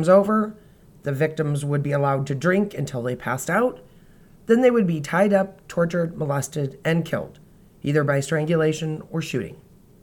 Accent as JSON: {"language": "English", "region": "Indiana", "country": "United States", "tie": "born or raised there", "said": "my home state of Indiana"}